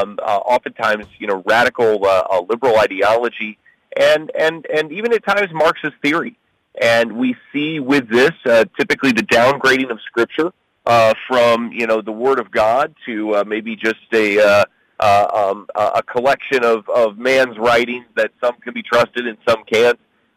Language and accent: English; Granger, Indiana, United States; I'm a kid from Granger, Indiana, outside of South Bend, and grew up in a Christian home. I started pastoring, or started preaching, rather, at about 17 years old, and I'll be 42 this year